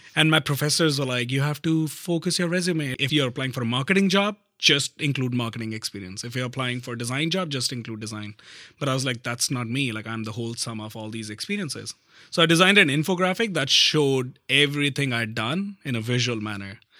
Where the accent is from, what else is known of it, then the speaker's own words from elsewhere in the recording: north of India, India; moved away as an adult; now in Canada; I grew up in a like a normal middle class Indian family, uh, in the north of India